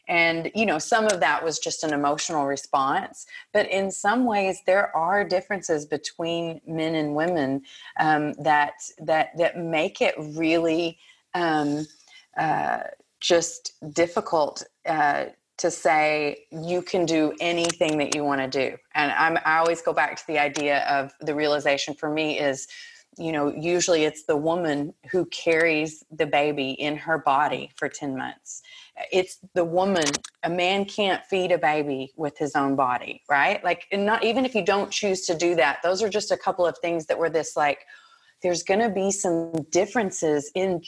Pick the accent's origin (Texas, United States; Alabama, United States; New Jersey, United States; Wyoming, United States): Texas, United States; now in Montreal, Canada; Well, I grew up in Texas. I know you can't tell from my accent because now it's gone completely, right?